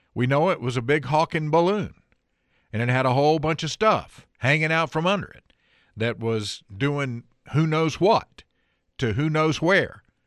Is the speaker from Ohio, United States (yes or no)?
no; Ellenboro, North Carolina, United States; also born or lived in Forest City, North Carolina; That's kinda like my hometown. Grew up in Ellenboro, but for a city was the, that's where I went to high school